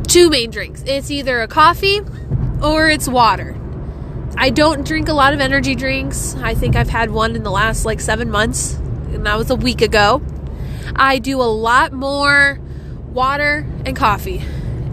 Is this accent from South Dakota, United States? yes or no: yes; South Dakota, United States; Growing up, I didn't have a Scooters until I was in high school, and then it came to my hometown